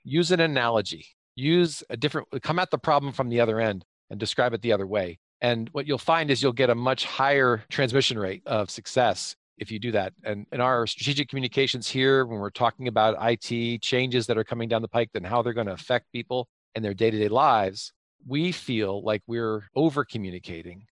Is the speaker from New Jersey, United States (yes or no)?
no; Pennsylvania, United States; I grew up in Pennsylvania